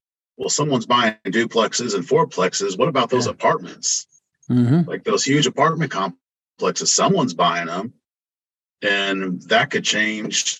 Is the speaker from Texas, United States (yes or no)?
no; Indianapolis, Indiana, United States; moved away as an adult; also born or lived in Florida; now in Oklahoma City, United States; I was born and raised in Indianapolis and spent some time in Florida